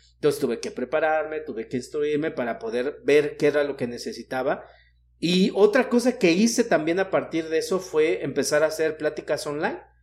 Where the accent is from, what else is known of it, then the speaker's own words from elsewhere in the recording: Mexico City, Mexico; yo que soy de la Ciudad de México